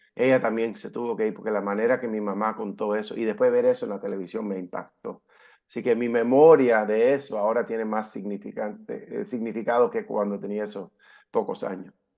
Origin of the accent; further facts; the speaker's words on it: California, United States; moved away as an adult; also born or lived in Havana, Cuba; now in Florida, United States; me crié aquí en Estados Unidos. Eh, directo de cuando aterrizamos, llegamos ahí a Cayo Hueso, al puerto, a la base naval, directamente nos fuimos a California, donde me crié y viví por 20 años